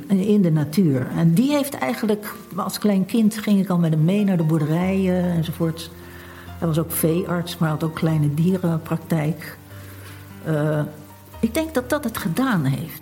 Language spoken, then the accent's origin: Dutch; Rotterdam, South Holland, Netherlands; ik ben geboren in Rotterdam.